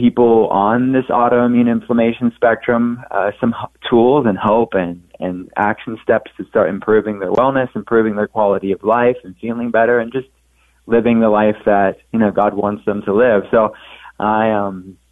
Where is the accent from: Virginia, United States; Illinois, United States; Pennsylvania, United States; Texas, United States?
Pennsylvania, United States; Pittsburgh; I'm from Pittsburgh